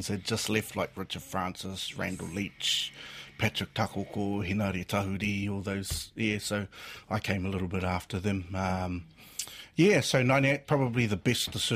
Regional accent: Gisborne, New Zealand; also born or lived in Manutuke; now in Mount Maunganui, New Zealand; I was born and raised there in Gisborne, in Kaiti

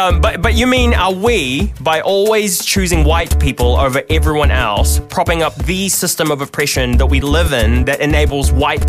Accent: Philippines; now in New Zealand; And I am an immigrant from the Philippines. I am Filipino

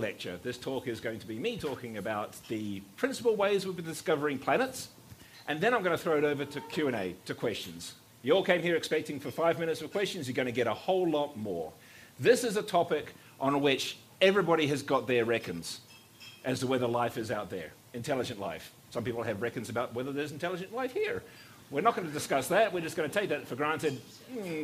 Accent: New Zealand; I was born in New Zealand.

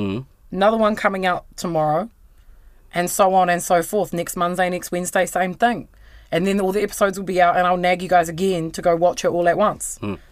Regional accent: New Zealand; It's just part of being a New Zealander. I've got to make fun of Hamilton.

